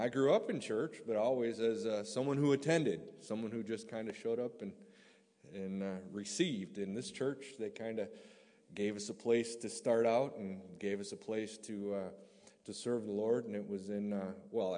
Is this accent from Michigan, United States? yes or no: yes; Burt, Michigan, United States; moved away as an adult; now in Latvia; I'm from a small town called Burt, Michigan.